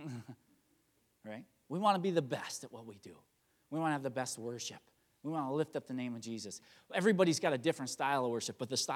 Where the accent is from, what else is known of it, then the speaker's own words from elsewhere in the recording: Chili, Wisconsin, United States; also born or lived in Marshfield, Wisconsin; I'm from Marshfield, Wisconsin area, or actually Chile, Wisconsin